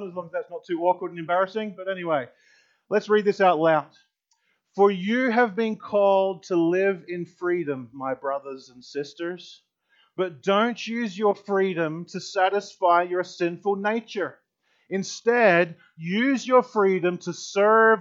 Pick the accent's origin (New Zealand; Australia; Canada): Australia; moved away as an adult; now in United States; I grew up in Australia for 22 years in Australia, and then I came over here, and here in America